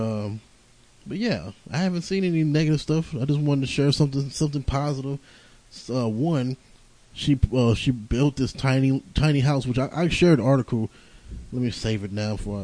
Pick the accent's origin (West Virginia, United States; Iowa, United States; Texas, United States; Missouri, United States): Missouri, United States; St. Louis; I was raised in St. Louis